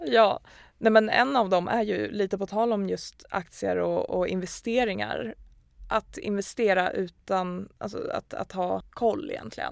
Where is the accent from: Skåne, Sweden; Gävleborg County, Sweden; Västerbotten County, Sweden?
Gävleborg County, Sweden; Gävle; Vi kommer från Gävle båda två